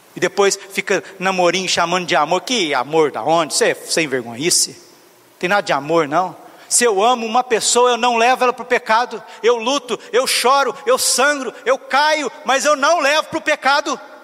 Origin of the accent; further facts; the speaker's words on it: Varginha, Minas Gerais, Brazil; moved away; eu que vim de Varginha, Minas Gerais